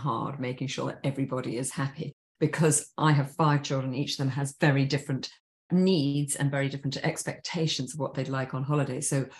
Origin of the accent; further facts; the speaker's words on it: England, United Kingdom; I think being English, I do miss seasons.